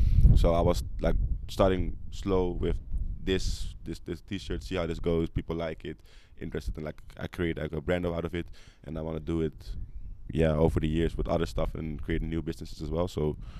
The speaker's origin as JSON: {"language": "English", "town": "Amsterdam", "region": "North Holland", "country": "Netherlands", "tie": "born or raised there", "moved": "as an adult", "said": "So I'm like … for Amsterdam, 20 years old. I grew up in Amsterdam, lived there all my life until I was 19. My daddy is from Mali. He grew up there. Then he, like around his 30s, he came to Netherlands, met my mother. She's Dutch."}